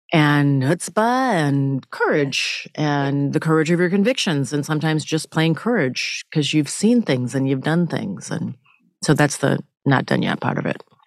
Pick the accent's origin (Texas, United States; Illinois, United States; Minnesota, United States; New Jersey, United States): Minnesota, United States; I grew up in Minnesota and spending summers in Alabama where my father was from